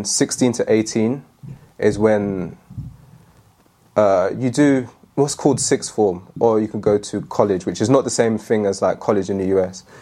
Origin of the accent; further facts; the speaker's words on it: London, United Kingdom; moved away as an adult; now in Manchester, United Kingdom; I'm born and raised in London